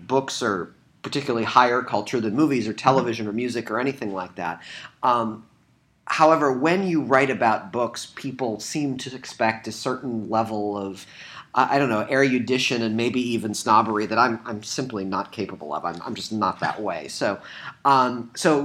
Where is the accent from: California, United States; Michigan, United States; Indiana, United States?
Michigan, United States; Southeast; born or raised there